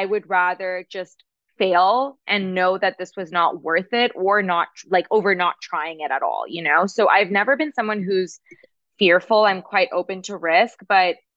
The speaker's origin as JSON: {"language": "English", "town": "Toronto", "region": "Ontario", "country": "Canada", "moved": "yes", "said": "we were back in Canada back then because we're from Toronto"}